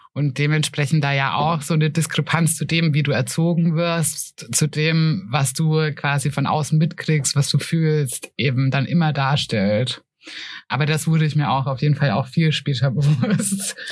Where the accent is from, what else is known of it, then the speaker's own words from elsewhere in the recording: Germany; now in Nuremberg, Germany; aus dem Spessart